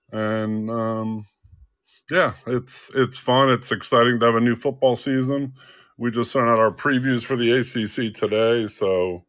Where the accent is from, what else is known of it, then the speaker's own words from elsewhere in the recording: New Jersey, United States; also born or lived in Ohio; now in Richmond, United States; All right, so I grew up in New Jersey. I went to Ohio University and studied journalism. Moved down to Richmond in 1995.